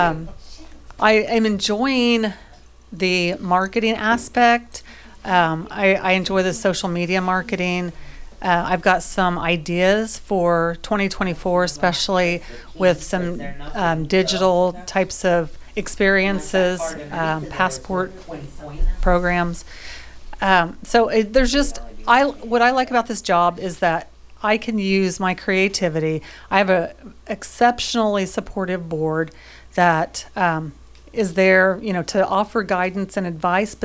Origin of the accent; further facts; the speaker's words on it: Fayette County, Indiana, United States; also born or lived in Decatur County, Indiana / Union County, Indiana; now in Franklin County, Indiana, United States; I'm from Fayette County, lived in Decatur County, lived in Union County for a little bit. So, I'm local to the area